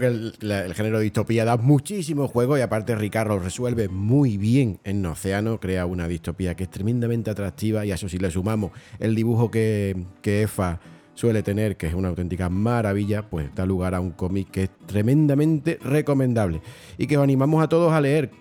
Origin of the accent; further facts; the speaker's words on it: Bornos, Andalusia, Spain; mi pueblo se llama Borno, ¿no? Está en la, Sierra de Cádiz, presierra